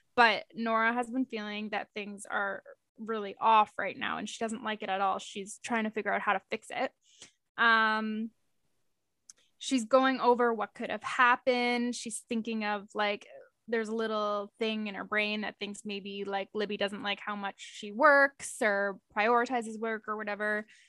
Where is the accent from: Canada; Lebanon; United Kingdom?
Canada; we're Canadian